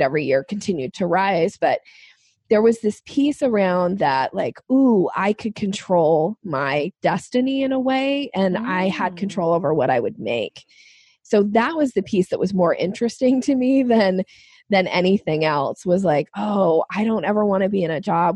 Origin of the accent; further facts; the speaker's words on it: Boise, Idaho, United States; moved away as an adult; now in Washington State, United States; I grew up in Boise, Idaho, and I moved to Washington State